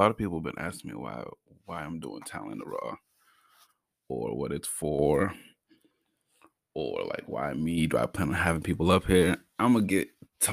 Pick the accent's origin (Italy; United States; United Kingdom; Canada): United States; Brockton, Massachusetts; I come from Brockton, Mass